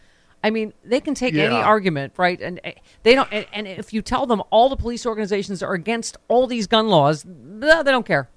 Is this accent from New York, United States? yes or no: yes; Buffalo, New York, United States; the Buffalo Massacre, you know, my hometown